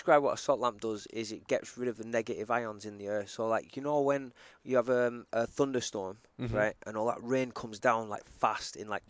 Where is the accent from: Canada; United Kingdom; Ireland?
United Kingdom; England; now in United States; growing up in England